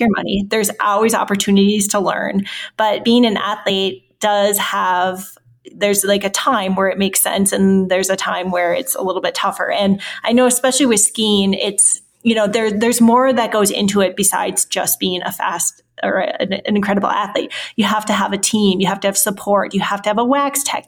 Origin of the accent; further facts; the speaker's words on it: Forest Lake, Minnesota, United States; I'm from Forest Lake, Minnesota. So our high schools were rivals